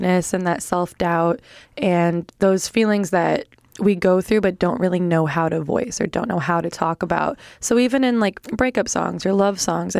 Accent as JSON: {"language": "English", "town": "Milwaukee", "region": "Wisconsin", "country": "United States", "tie": "born or raised there", "also_born_or_lived": "Chicago, Illinois", "moved": "yes", "said": "Milwaukee artists, which is like my hometown"}